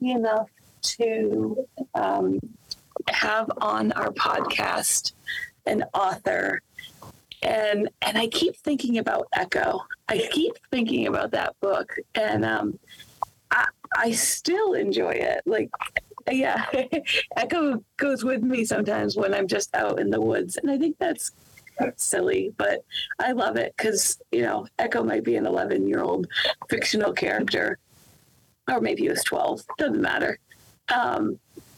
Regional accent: East Coast, United States; moved away; I grew up on the East Coast

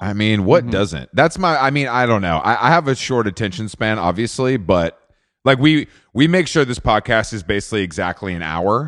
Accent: Atlanta, Georgia, United States; moved away; I'm from Atlanta originally

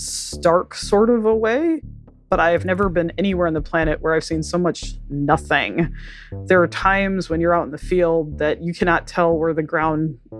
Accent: Wisconsin, United States; I grew up in Wisconsin, so I'm used to winter

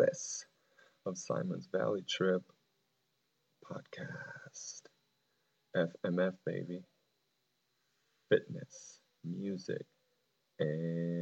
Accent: Venezuela; moved away; I grew up in Venezuela

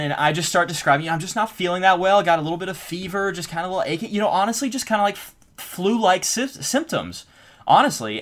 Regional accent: Texas, United States; I'm from Texas, you know, it says I'm, I have a Texas driver's license

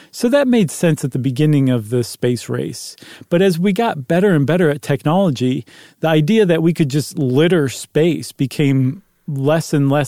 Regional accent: Buffalo, New York, United States; I'm from Buffalo. I know about snowballs

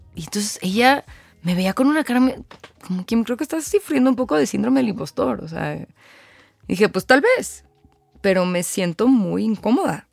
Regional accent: Mexico City, Mexico; also born or lived in Querétaro; vivo en la Ciudad de México, aquí nací, aquí crecí

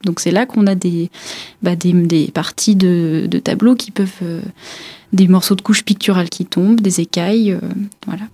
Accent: Pas-de-Calais, Hauts-de-France, France; moved away as an adult; also born or lived in Paris; now in Épinal, France; j'ai fait euh, mes études jusqu'au baccalauréat dans le Pas-de-Calais

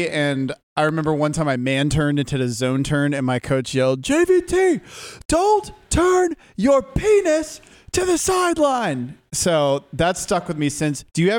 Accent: Jacksonville, Florida, United States; I'm from Jacksonville

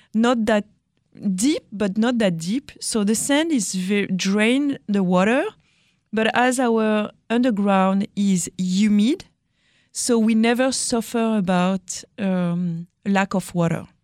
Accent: France; accent: French; English is a second language; my French accent

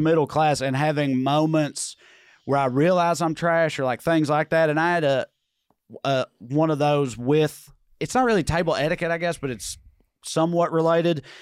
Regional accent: Salina, Kansas, United States; I'm fucking trash from Salina

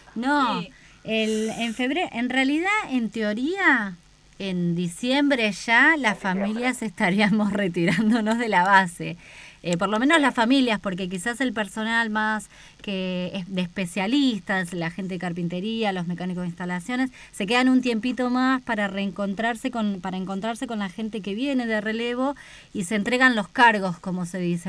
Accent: Buenos Aires, Argentina; moved away as an adult; now in Antarctica; mi, lugar de origen, de la, de la provincia de Buenos Aires, de la ciudad autónoma

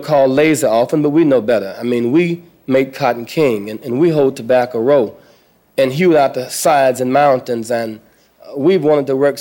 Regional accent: the South, United States; moved away as an adult; now in Chicago, United States; When I grew up in the South

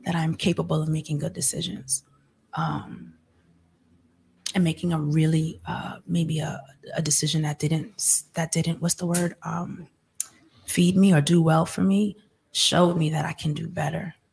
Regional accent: New York, United States; I'm from New York

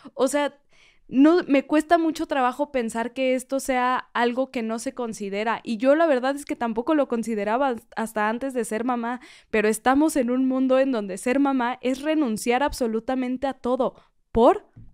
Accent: Mexico; como mexicanos

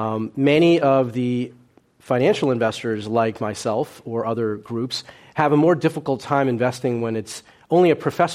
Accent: Bucks County, Pennsylvania, United States; first language Cantonese; English is a second language; also born or lived in New York City, New York; they settled in a little hamlet in Bucks County, Pennsylvania

